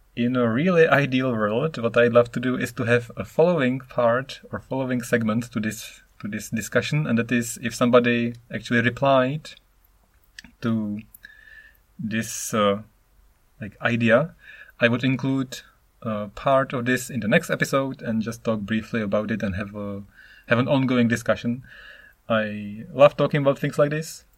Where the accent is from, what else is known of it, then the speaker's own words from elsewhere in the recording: Czechia; English is a second language; moved away as an adult; now in Japan; I am Czech. I am from the Czech Republic, which is now called Czechia